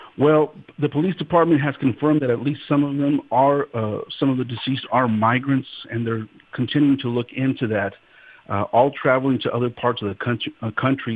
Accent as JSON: {"language": "English", "region": "Guanajuato", "country": "Mexico", "tie": "born or raised there", "moved": "yes", "said": "the airport in Guanajuato and was getting picked up by my mom and my cousin in the drive over to the little town that I grew up"}